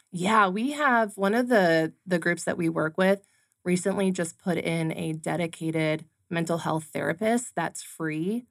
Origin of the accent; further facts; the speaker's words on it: California, United States; now in Arizona, United States; I grew up in California